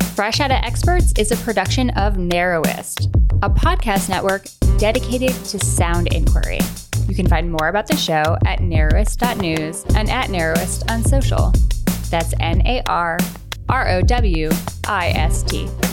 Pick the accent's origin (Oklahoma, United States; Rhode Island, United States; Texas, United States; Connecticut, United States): Rhode Island, United States; Newport; also born or lived in Vermont; I grew up in Newport, Rhode Island, and my dad lived in Vermont, and I would go back and forth